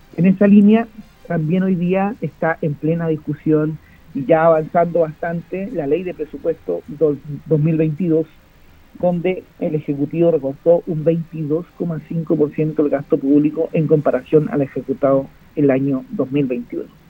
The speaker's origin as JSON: {"language": "Spanish", "country": "Chile", "said": "como chilenos"}